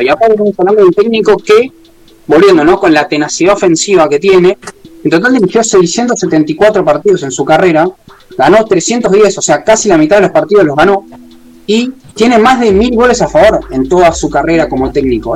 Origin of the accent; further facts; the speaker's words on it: Argentina; somos todos argentinos